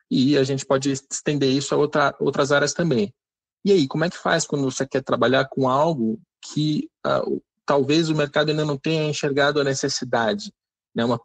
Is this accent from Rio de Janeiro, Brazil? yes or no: yes; Rio de Janeiro, Brazil; sou do Rio